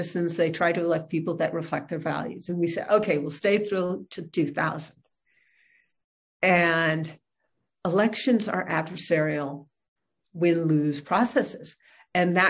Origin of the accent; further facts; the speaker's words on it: Berkeley, California, United States; I was born in Berkeley, California. That's where I grew up